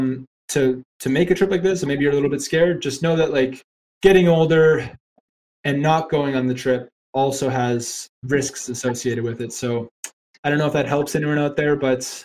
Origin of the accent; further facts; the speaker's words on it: Canada; moved away as an adult; now in Ireland; I'm a Canadian guy talking to you from Ireland.